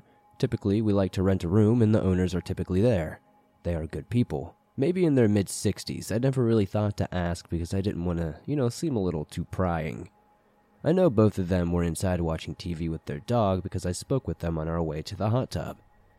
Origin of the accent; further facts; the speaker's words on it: Maine, United States; For setup, I'm from Maine, and this takes place in the year of 2008, sometime during December, in Jay, Maine.